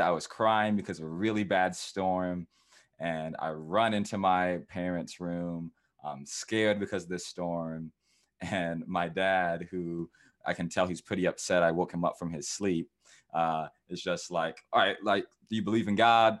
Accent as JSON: {"language": "English", "town": "Cedar Rapids", "region": "Iowa", "country": "United States", "tie": "born or raised there", "also_born_or_lived": "North Carolina", "said": "I am from um, Cedar Rapids, Iowa. I was born in North Carolina, and my family had moved out to Iowa, which is in the Midwest in the USA. And so I grew up around cornfields and different things in Iowa."}